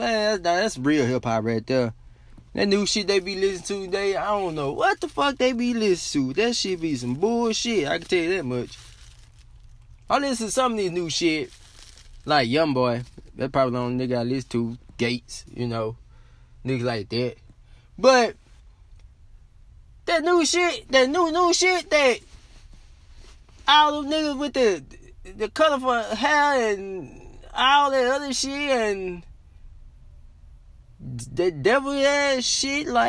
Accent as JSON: {"language": "English", "region": "Louisiana", "country": "United States", "said": "I'm from Louisiana"}